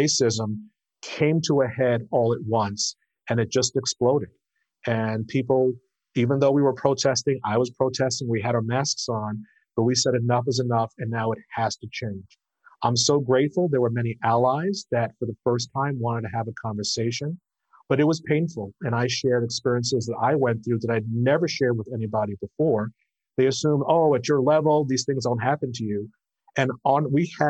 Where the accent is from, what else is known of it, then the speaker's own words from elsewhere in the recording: New York City, New York, United States; moved away as an adult; also born or lived in North Carolina; I grew up in Brooklyn, New York. First grew up in Prospect Heights and then Flatbush.